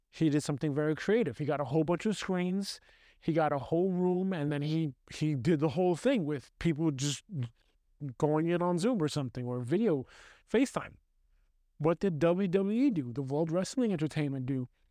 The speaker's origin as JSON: {"language": "English", "town": "New York City", "region": "New York", "country": "United States", "tie": "born or raised there", "said": "I grew up in the United States. United States, heavily, especially New York City. New York City, Brooklyn"}